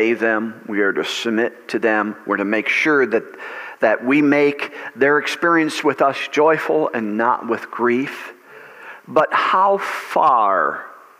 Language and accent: English; United States; I am an American. I enjoy being an American